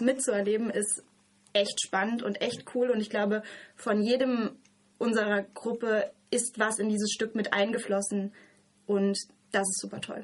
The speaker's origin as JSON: {"language": "German", "region": "Hesse", "country": "Germany", "tie": "born or raised there", "moved": "as an adult", "lives_now": "Freiburg, Germany", "said": "ich bin gebürtige Hessin"}